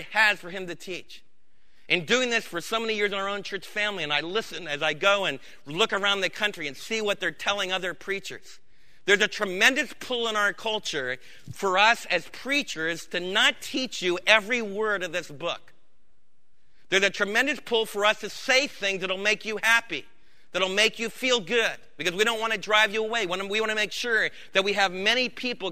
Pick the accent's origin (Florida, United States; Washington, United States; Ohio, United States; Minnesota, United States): Florida, United States; When I was a kid growing up in Florida